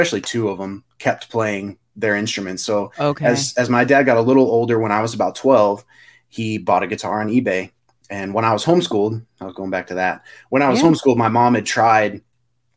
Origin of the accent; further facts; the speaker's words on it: Clovis, New Mexico, United States; We're actually from Eastern New Mexico, Clovis, New Mexico, where there's an Air Force base.